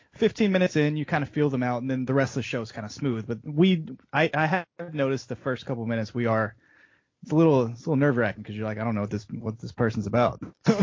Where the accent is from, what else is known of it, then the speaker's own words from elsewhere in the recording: Tennessee, United States; now in Raleigh, United States; I'm originally from Tennessee.